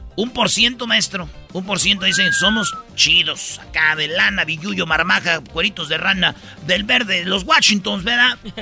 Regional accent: Jiquilpan, Michoacán, Mexico; sí soy de Michoacán y que soy de Jiquilpan

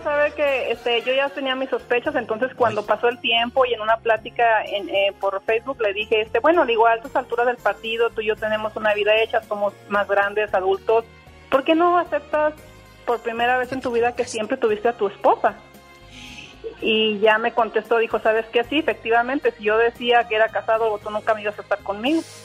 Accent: Durango, Mexico; now in Chicago, United States; soy originaria de Durango, México, pero ya tengo muchos años viviendo aquí en Chicago

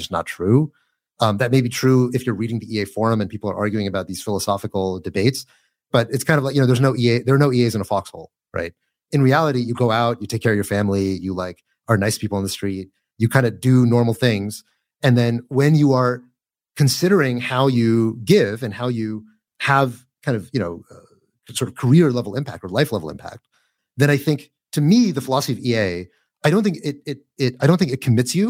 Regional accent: United States; I'm American

